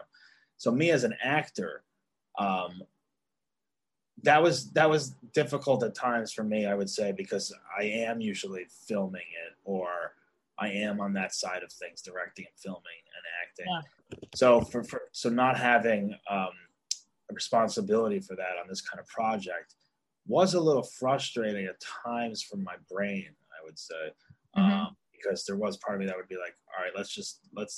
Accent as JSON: {"language": "English", "region": "New Jersey", "country": "United States", "tie": "born or raised there", "moved": "yes", "said": "in New Jersey, in my hometown"}